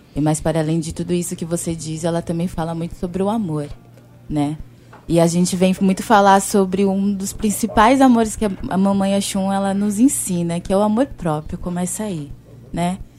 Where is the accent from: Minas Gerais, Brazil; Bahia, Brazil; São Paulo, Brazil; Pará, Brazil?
São Paulo, Brazil; eu sou de São Paulo